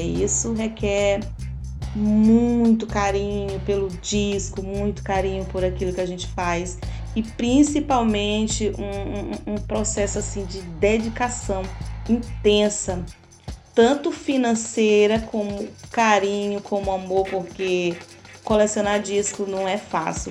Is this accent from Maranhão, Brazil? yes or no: yes; São Luís, Maranhão, Brazil; A cidade onde eu nasci nunca teve um, um, festas de reggae, clube de reggae, mas eu vim para cá muito cedo